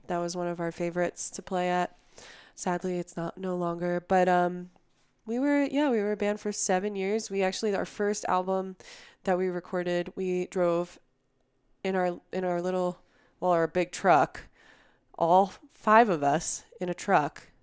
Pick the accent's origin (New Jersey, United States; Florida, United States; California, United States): New Jersey, United States; moved away as an adult; also born or lived in Philadelphia; now in Colorado, United States; I grew up in New Jersey, you know, down the street from you